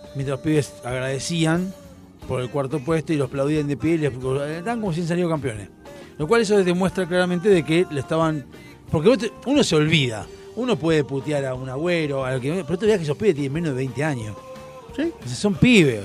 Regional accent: Argentina; yo como argentino

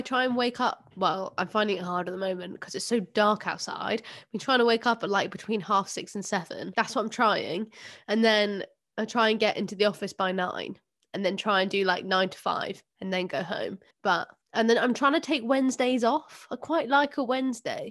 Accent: London, United Kingdom; I grew up in South London

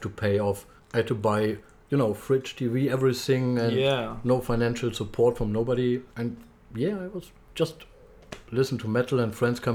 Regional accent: Germany; English is a second language; moved away as an adult; also born or lived in Ireland; now in Australia; I come originally from Germany

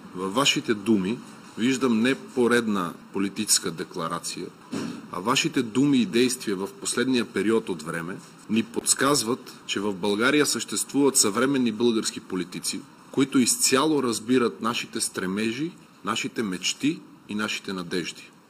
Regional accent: North Macedonia; в нашата държава, Република Северна Македония

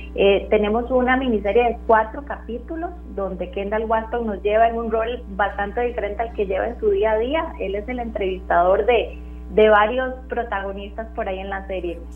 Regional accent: Costa Rica; todos como costarricenses hemos, hemos notado claramente

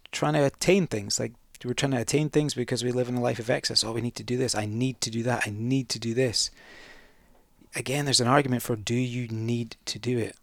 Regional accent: the Highlands, Scotland, United Kingdom; I'm from the Highlands

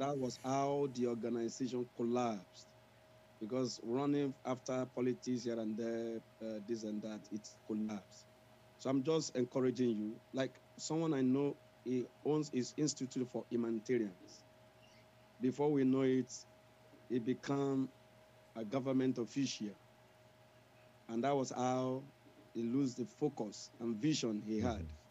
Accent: Nigeria; I'm from Nigeria

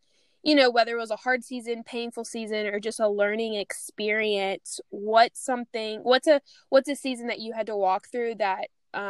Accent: Louisiana, United States; moved away; I went home for Christmas break

